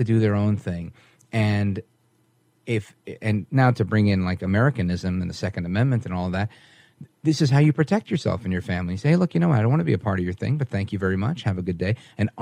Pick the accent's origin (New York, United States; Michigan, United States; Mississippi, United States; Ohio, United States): New York, United States; New York City; I grew up in Brooklyn